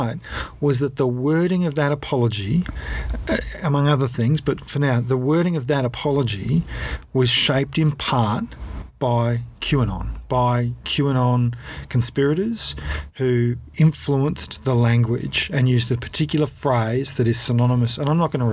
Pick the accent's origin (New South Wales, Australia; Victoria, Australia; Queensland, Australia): Victoria, Australia; Ballarat; I grew up in and around Ballarat